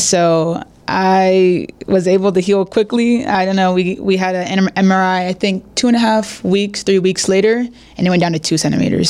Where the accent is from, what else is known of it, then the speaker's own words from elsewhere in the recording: San Diego, California, United States; moved away as an adult; now in Monterrey, Mexico; I'm from San Diego